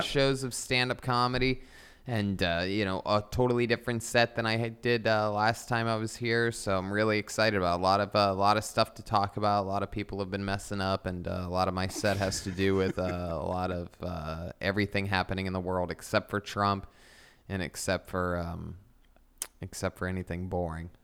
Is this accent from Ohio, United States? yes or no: yes; Youngstown, Ohio, United States; moved away; I'm originally from Youngstown, Ohio